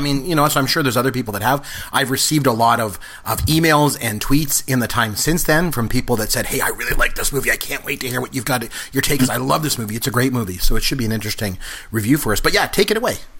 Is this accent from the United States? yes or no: no; Canada; a Canadian and a proud Canadian